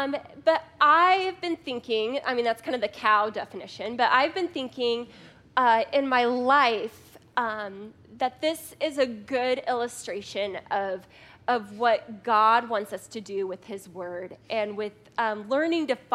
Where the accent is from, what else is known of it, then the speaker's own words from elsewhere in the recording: Scottsdale, Arizona, United States; also born or lived in Phoenix, Arizona / Maricopa, Arizona; I grew up here in Scottsdale and in North Phoenix